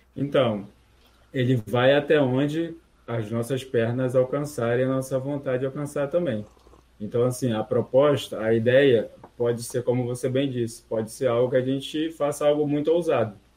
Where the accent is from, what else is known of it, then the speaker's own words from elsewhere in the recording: Rio de Janeiro, Brazil; eu sou do Rio de Janeiro